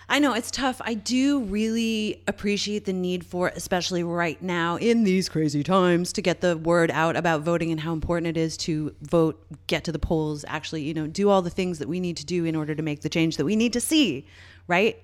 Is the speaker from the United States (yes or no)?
no; Canada; I'm Canadian